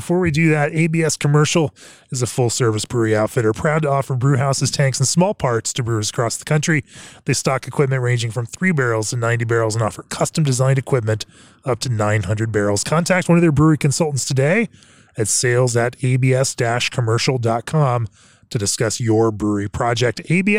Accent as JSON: {"language": "English", "town": "Winter Park", "region": "Florida", "country": "United States", "tie": "born or raised there", "said": "You know what? I grew up in Winter Park, Orlando, Florida, and we had a Barney's coffee and tea."}